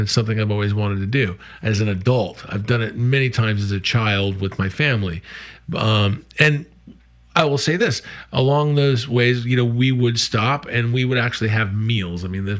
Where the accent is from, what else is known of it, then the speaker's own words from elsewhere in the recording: New England outside of Boston, Massachusetts, United States; also born or lived in Florida / the West; now in Charleston, United States; I was born and raised in New England outside of Boston, and lived out west most of my life, actually, minus Florida, whatever.